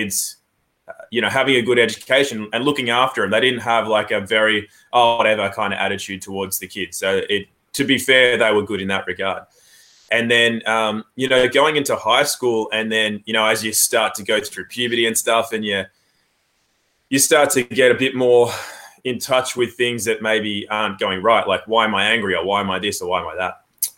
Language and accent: English; Australia; also born or lived in England; I was born in England, actually, and then moved to Australia when I was 8 months old, went through public schooling